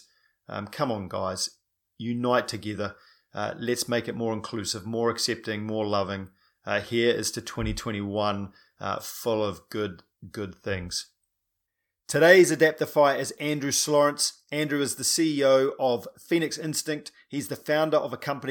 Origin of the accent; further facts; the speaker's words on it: New Zealand; I'm a paraplegic from New Zealand